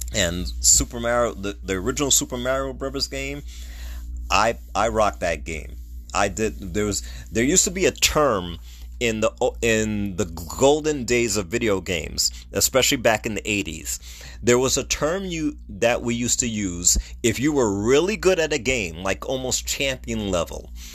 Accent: United States; I'm an American

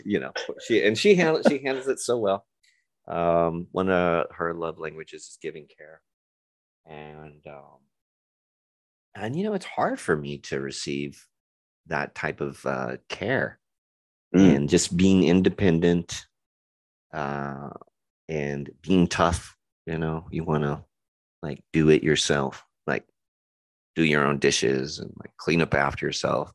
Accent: Roswell, New Mexico, United States; also born or lived in Texas / Albuquerque, New Mexico / Hobbs, New Mexico; I grew up in a town, Albuquerque, New Mexico, and another town that people associate with UFOs, Roswell, New Mexico

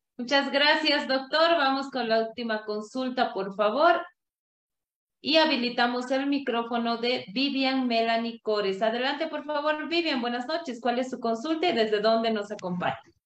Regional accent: La Paz, Bolivia; yo soy de La Paz.

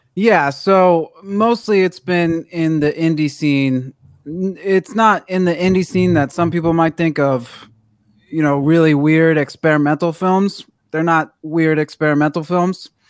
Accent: Washington, District of Columbia, United States; now in Los Angeles, United States; I'm from Washington D.C.

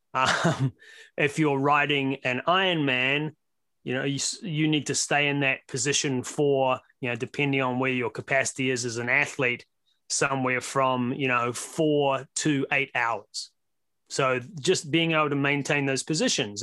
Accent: New Zealand; now in Las Vegas, United States; You can tell from my accent that I'm actually from Brooklyn, um, via way of New Zealand. Uh, been here in the U S about twenty years now

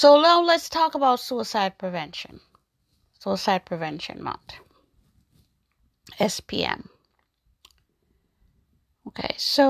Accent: New York, United States; also born or lived in Jamaica; I was born in Jamaica. I grew up in New York

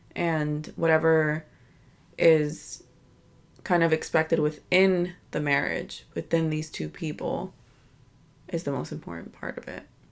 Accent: United States; born and raised here in, in America. My family is from Dominican Republic

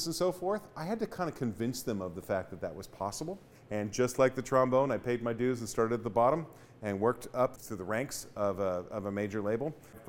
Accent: Sacramento, California, United States; moved away as an adult; also born or lived in Stockton, California / Los Angeles, California; now in Chico, United States; I grew up in Sacramento area when I first started in music programs, and I went to high school there

